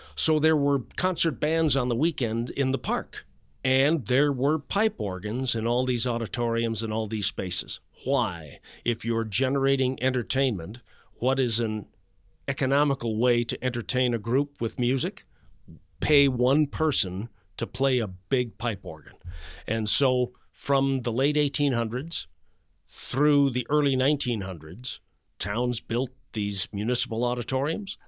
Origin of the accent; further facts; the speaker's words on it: Chicago, Illinois, United States; now in Atlanta, United States; I grew up in Chicago